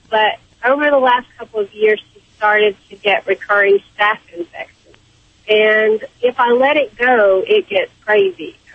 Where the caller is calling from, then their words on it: Kentucky, United States; From Kentucky.